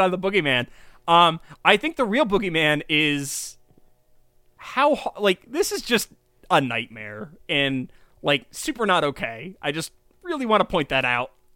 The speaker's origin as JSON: {"language": "English", "town": "Kingston", "region": "New York", "country": "United States", "said": "we're from Kingston."}